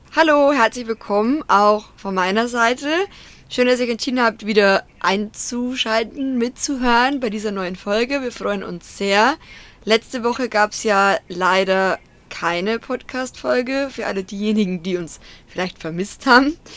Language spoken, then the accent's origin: German; near Deggendorf, Bavaria, Germany; also born or lived in Munich; Also ich bin quasi in der Nähe von Deckendorf aufgewachsen.